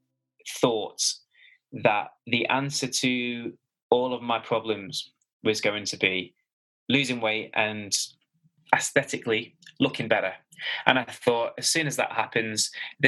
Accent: Manchester, North West England, United Kingdom; moved away as an adult; also born or lived in Melbourne, Australia / London; I'm a born and bred Mancunian

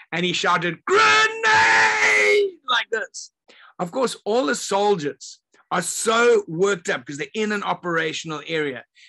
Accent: Zimbabwe; I grew up in Zimbabwe, and the country was called Rhodesia back then

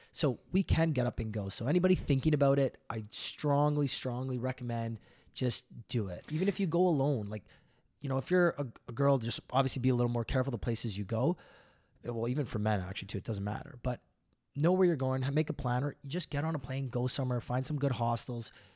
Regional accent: Toronto, Ontario, Canada; we're from Toronto in the big city

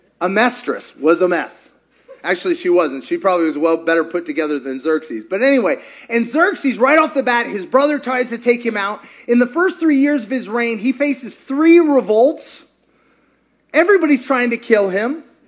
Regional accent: Kentucky, United States; I grew up in Kentucky. We have very interesting family trees.

